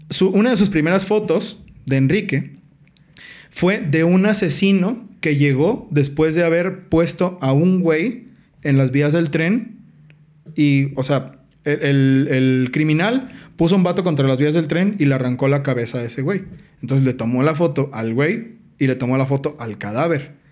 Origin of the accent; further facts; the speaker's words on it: Mexico; Así de atrasados estamos como sociedad mexicana